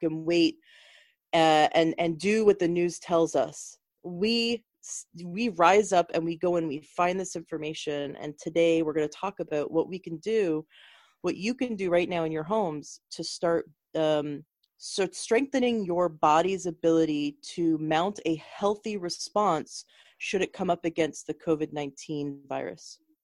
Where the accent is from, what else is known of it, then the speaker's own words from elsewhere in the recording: Canada; moved away; I'm originally from Canada